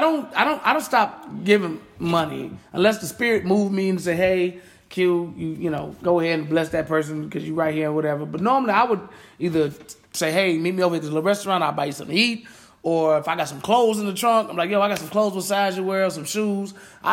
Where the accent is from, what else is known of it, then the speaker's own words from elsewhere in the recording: Detroit, Michigan, United States; I'm from Detroit.